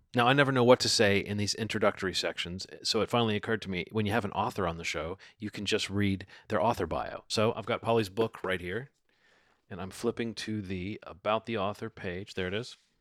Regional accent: Birmingham, Alabama, United States; moved away as an adult; also born or lived in Baltimore; I grew up in Birmingham. I am a city mouse.

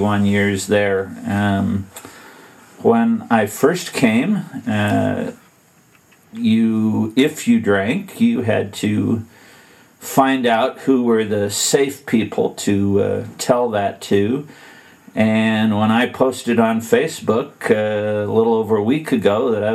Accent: Western Illinois, United States; grew up in Western Illinois

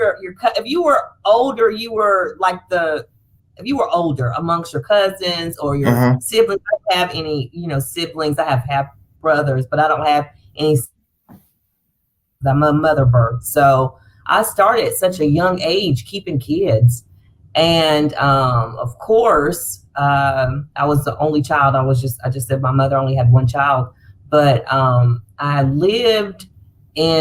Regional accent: Fayetteville, North Carolina, United States; born or raised there; moved away as an adult; now in Charlotte, United States

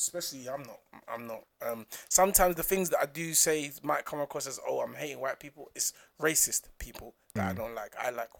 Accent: Essex, East of England, United Kingdom; But I'm from Essex, though.

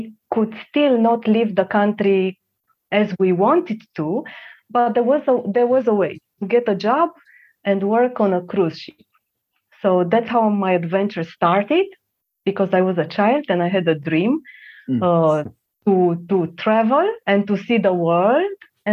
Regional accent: Transylvania, Romania; English is a second language; moved away as an adult; I was born in Romania in the communist period of time

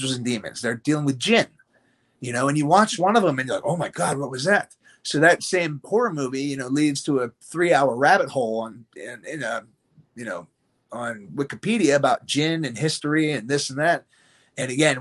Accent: United States; I'm here from the United States.

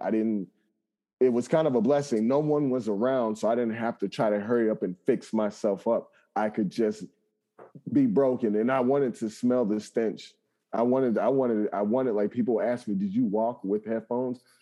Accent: Chicago, Illinois, United States; growing up in Chicago, never leaving the city limits

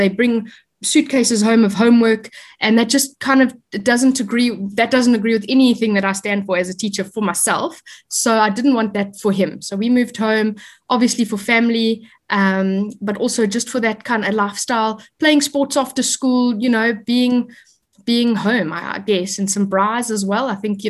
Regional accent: Eastern Cape, South Africa; moved away as an adult; also born or lived in South Korea / Hong Kong / United Arab Emirates; I'm born and bred in the Eastern Cape, and I went to Kingswood College, matriculated there in 2003, and then I went on to study a Bachelor of Education.

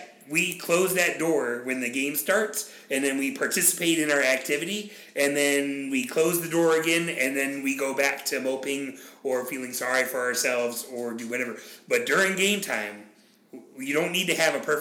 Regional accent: United States; as an American that has no ancestry before the late 1800s in this country

